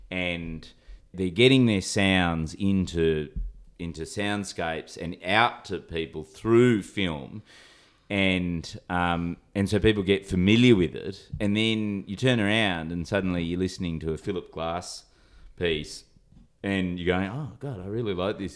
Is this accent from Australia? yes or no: yes; Sydney, New South Wales, Australia; I come from Sydney